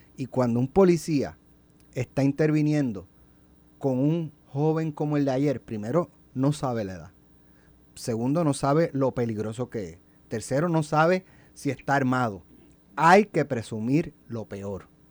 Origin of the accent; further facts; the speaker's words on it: Jayuya, Puerto Rico; also born or lived in Utuado; yo nací en Utuado y yo me crié en Jayuya